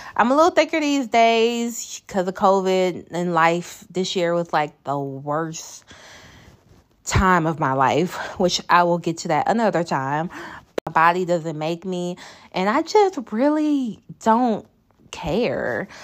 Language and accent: English; the South, United States; I'm from the South.